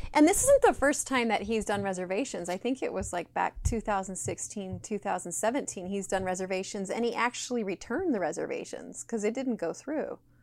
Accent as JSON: {"language": "English", "region": "Utah", "country": "United States", "tie": "born or raised there", "said": "I was raised in Utah"}